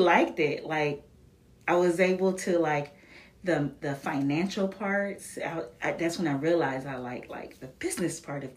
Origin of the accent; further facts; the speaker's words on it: Florida, United States; moved away as an adult; also born or lived in North Carolina; I grew up in Florida